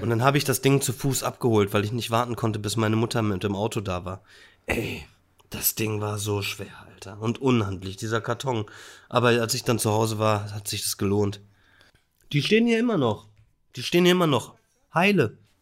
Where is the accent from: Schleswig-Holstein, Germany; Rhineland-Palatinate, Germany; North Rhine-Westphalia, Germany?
North Rhine-Westphalia, Germany; Bielefeld; born or raised there